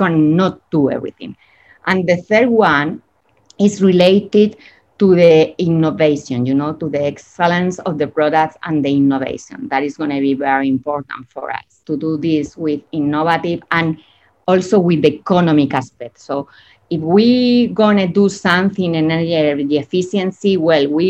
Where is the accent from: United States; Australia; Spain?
Spain; English is a second language; moved away as an adult; now in Chile; I'm from Spain and I've been living here for almost 20 years.